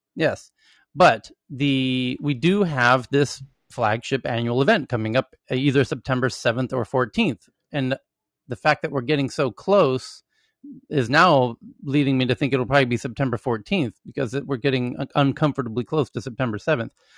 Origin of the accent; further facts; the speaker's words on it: United States; moved away as an adult; now in Southeast Asia; as an American living in Southeast Asia now for many years